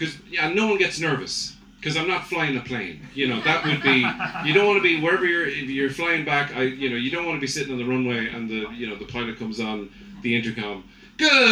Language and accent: English; Ireland